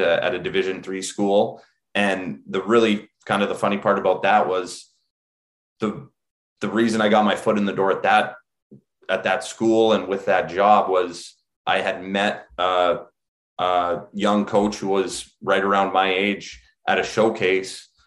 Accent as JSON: {"language": "English", "region": "Alberta", "country": "Canada", "tie": "born or raised there", "also_born_or_lived": "Minnesota / New England", "moved": "as an adult", "lives_now": "United States", "said": "grew up in Alberta, and just like a lot of you know young Canadians"}